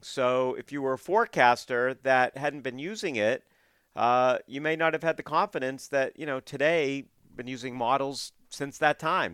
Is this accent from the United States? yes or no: yes; Portland, Maine, United States; now in southern New England, United States; I was growing up in Portland